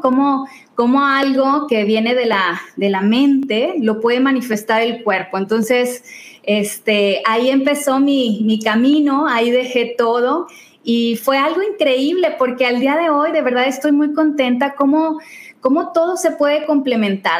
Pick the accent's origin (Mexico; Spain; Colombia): Mexico; Tampico, Tamaulipas; moved away as an adult; also born or lived in Mexico City; yo soy de Tampico